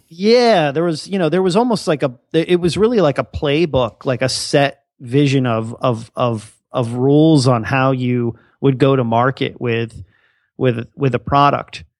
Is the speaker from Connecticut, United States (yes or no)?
no; Bethlehem, Pennsylvania, United States; I'm actually a local that uh, went to the school. So uh, you know, grew up in in that whole area